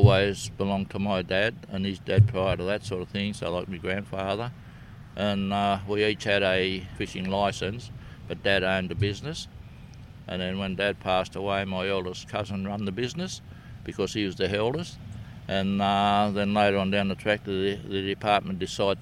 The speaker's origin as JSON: {"language": "English", "town": "Batemans Bay", "region": "New South Wales", "country": "Australia", "tie": "born or raised there", "said": "I was born in Bateman's Bay, 12 km from where I live right now, so I'd have to be a local, and I've done nothing but fish all my life"}